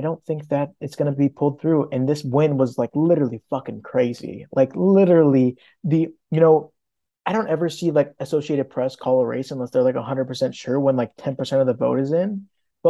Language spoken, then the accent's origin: English; Florida, United States; we're from Florida